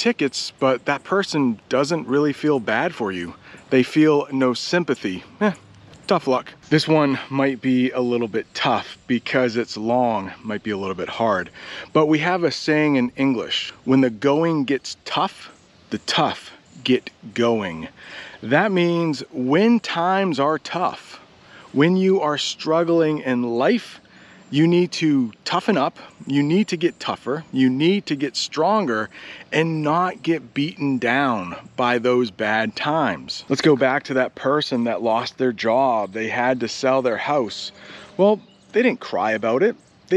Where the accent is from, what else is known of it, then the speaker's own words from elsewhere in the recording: United States; I'm an American